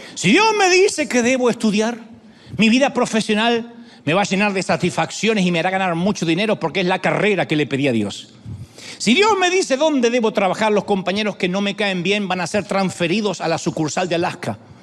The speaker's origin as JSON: {"language": "Spanish", "country": "Argentina", "accent": "Argentine", "said": "sí, hablas como argentino"}